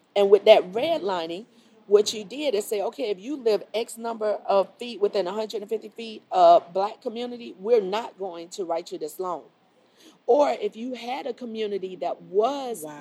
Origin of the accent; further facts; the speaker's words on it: Miami, Florida, United States; moved away as an adult; now in Charlotte, United States; I grew up in Miami.